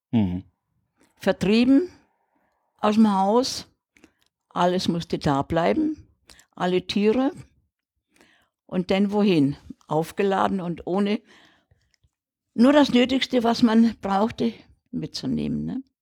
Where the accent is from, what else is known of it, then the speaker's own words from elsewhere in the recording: Czechia; now in Rügen, Germany; wir sind ja aus dem De Sudetenland damals, 1946 sind wir ja vertrieben worden. Und äh, kamen ja dann 14 Tage später hier auf die Insel Riegen.